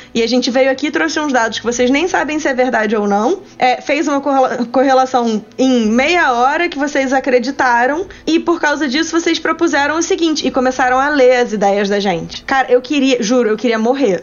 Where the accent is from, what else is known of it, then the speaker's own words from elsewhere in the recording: Rio de Janeiro, Brazil; Eu sou carioca